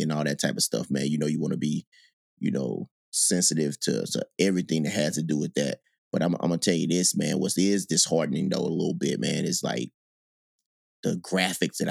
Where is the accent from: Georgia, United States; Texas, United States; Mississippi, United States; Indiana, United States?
Mississippi, United States; Gulfport; moved away as an adult; when I grew up in Mississippi